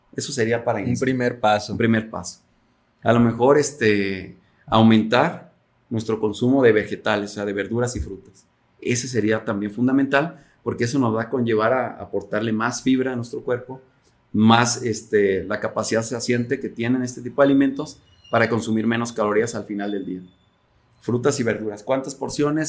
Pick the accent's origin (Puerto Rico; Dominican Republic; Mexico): Mexico; como mexicanos somos muy este, altos consumidores de refresco